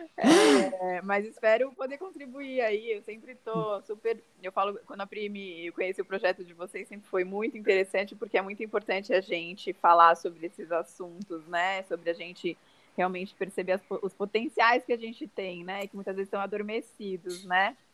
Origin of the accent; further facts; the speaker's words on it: São Paulo, Brazil; Sou aqui de São Paulo